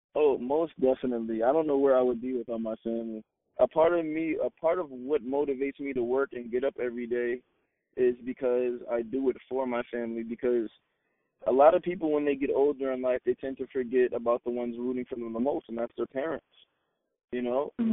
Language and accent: English; Long Island, New York, United States; I'm from Long Island, New York